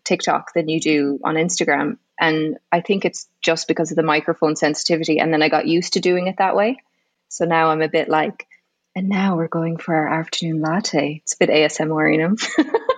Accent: Galway, Connacht, Ireland; moved away as an adult; now in Saudi Arabia; I'm from Galway originally

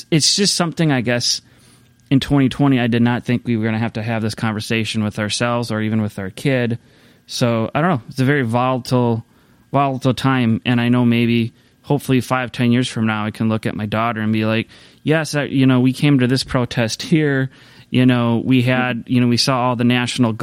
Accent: United States; as an American

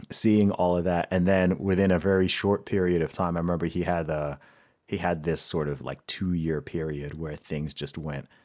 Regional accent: Saudi Arabia; so I grew up in Saudi Arabia.

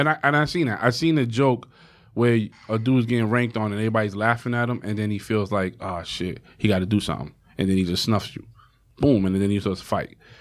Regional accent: New York City, New York, United States; I come from Harlem

